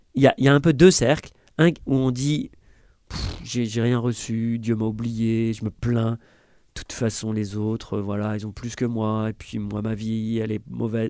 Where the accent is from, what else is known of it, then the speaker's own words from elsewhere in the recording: France; si on est français